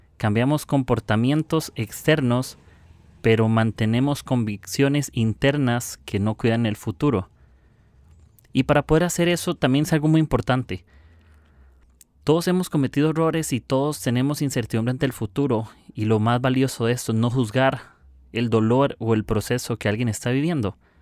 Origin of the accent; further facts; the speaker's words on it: Costa Rica; soy de Costa Rica